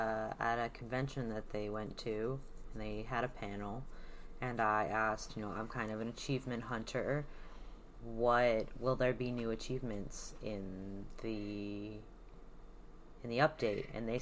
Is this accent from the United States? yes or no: yes; the South, United States; I hail from the South.